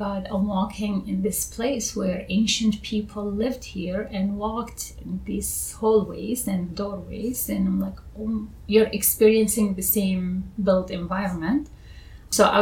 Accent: Baghdad, Baghdad Governorate, Iraq; moved away as an adult; also born or lived in Duhok; now in New York, United States; I was born in Baghdad and I grew up in Baghdad.

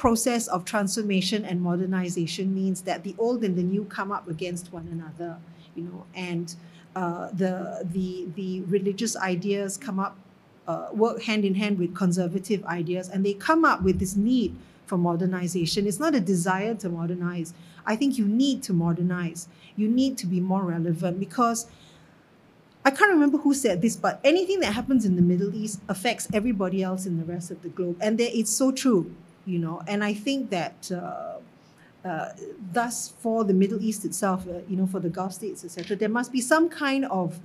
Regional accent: Singapore; being Singaporean, and we're all Singaporians, you know, in the ministry, and I'm a Singaporean

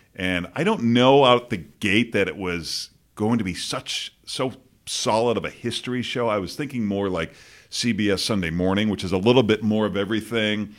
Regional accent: Boston, Massachusetts, United States; moved away; growing up in Boston and, you know, you have no perspective as a kid and I'd never been anywhere else

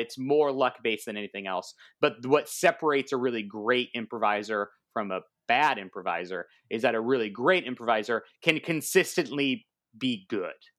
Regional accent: San Diego, California, United States; moved away as an adult; also born or lived in San Francisco; now in New York, United States; I grew up in San Diego

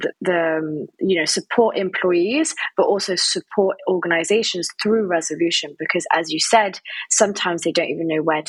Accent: France; moved away as an adult; also born or lived in Spain; I am English, but I grew up in France and then went to Spain

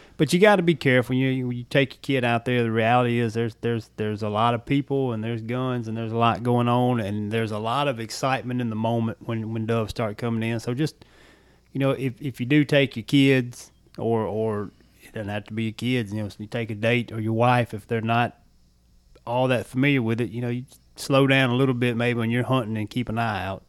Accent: Louisiana, United States; moved away; I did a lot of my growing up in Louisiana

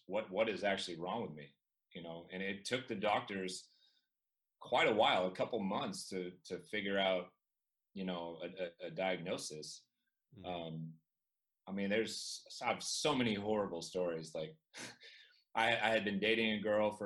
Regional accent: Chico, California, United States; I grew up in Chico, California, the home of Sierra Nevada beer, microbrew

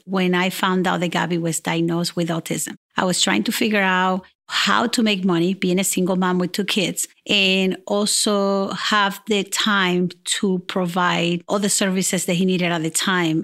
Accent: Puerto Rico; moved away as an adult; I'm original from Puerto Rico. I've been here for the last thirty years

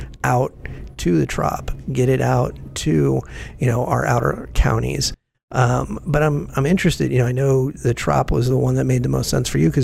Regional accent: Seminole, Florida, United States; I grew up in Seminole, and my mom still lives there

